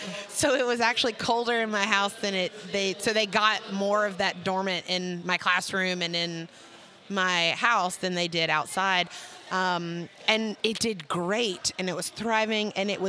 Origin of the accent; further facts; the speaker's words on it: Mobile, Alabama, United States; moved away; Where I grew up at in Mobile in Alabama